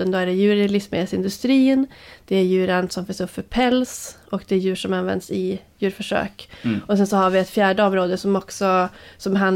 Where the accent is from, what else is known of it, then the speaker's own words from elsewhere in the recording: Luleå, Norrbotten County, Sweden; Eh, I Luleå.